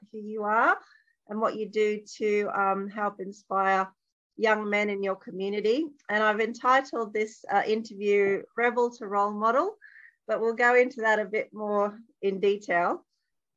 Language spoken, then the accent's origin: English; Townsville, Queensland, Australia; I'm from Townsville.